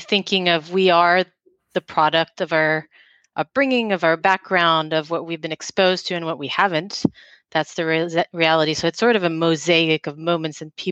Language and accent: English; Geneva, Switzerland; moved away; I was born in Geneva, Switzerland. So I had the opportunity to grow up in a really international city.